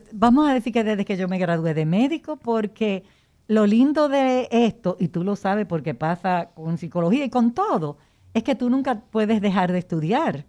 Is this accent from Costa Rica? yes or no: no; Dominican Republic; de raza como nosotros los dominicanos que tenemos el negro atrás de la oreja